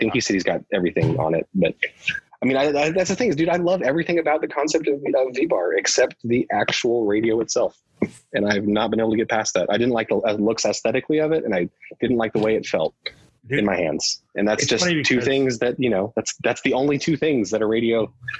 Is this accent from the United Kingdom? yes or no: yes; England, United Kingdom; And when I was a kid growing up in England, you know, we were on the Air Force base and I had just learned how to read.